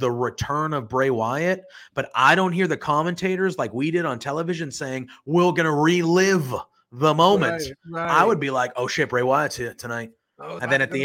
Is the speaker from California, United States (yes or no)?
no; Boston, Massachusetts, United States; now in Haverhill, United States; I'm from Boston